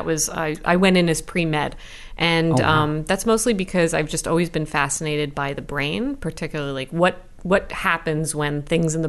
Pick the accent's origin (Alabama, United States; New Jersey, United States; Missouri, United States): New Jersey, United States; I'm from Jersey, born and raised